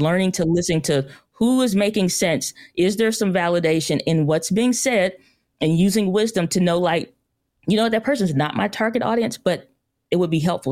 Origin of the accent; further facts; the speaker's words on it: St. Louis, Missouri, United States; I'm from Saint Louis, Missouri